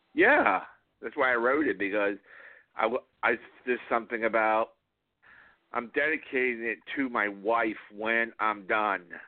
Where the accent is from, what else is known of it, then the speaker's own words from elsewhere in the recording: South Florida, United States; I, I grew up in South Florida